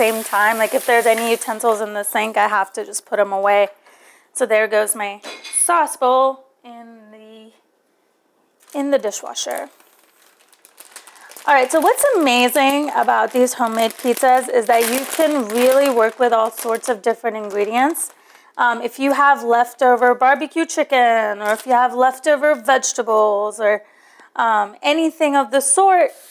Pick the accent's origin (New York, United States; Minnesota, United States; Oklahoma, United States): New York, United States; moved away as an adult; also born or lived in New Delhi, India; now in Atlanta, United States; I was raised in New York